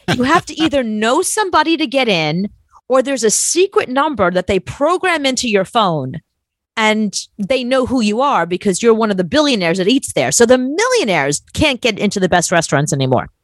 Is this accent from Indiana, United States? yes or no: no; New York, United States; as a New Yorker, someone who grew up looking to the Hamptons